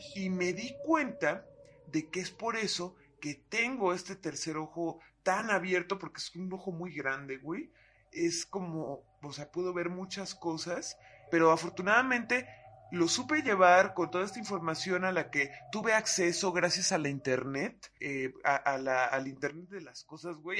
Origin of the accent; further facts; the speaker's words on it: Atizapán, State of Mexico, Mexico; nací y crecí en Atizapán, en el Estado de México